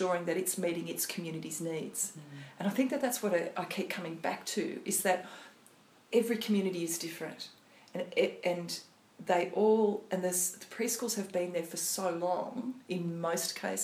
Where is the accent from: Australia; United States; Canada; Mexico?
Australia; the Riverina, New South Wales; now in Port Stephens, Australia; so I grew up in the Riverina and obviously now I'm in Port Stephens